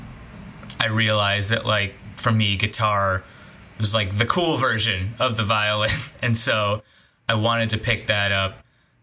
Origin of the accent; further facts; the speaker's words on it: Chicago, Illinois, United States; moved away; I'm from Chicago originally